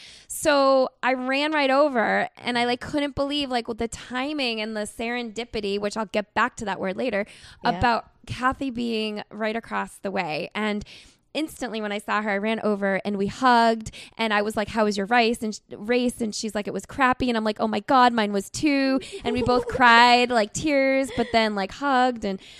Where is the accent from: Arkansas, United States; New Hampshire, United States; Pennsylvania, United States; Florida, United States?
New Hampshire, United States; from New Hampshire.